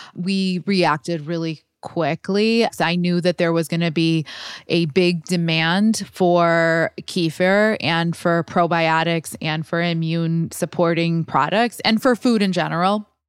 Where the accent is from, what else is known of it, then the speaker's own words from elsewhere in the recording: Chicago, Illinois, United States; Chicago is my hometown